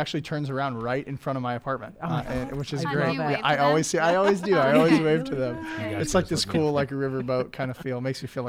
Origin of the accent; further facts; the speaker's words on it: West Coast, United States; now in Daytona Beach, United States; I'm from the West Coast, and so that's where I went to school